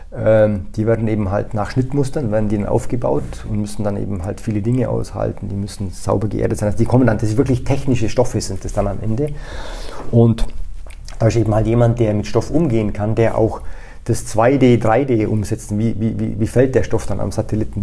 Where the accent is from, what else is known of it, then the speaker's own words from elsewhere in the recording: Allgäu, Bavaria, Germany; moved away; also born or lived in Austria; ich bin Deutscher, also in der Region Allgäu